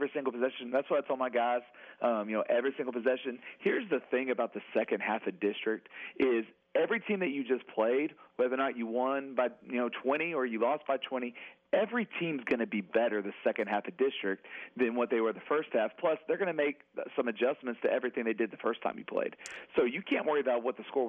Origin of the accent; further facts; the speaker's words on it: Amarillo, Texas, United States; now in Lorena, United States; I'm from the Region 1 area up there from Amarillo